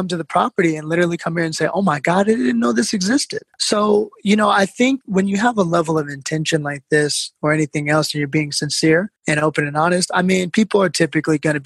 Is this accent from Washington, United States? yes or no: yes; Seattle, Washington, United States; also born or lived in New York; now in South Africa; what I grew up in Seattle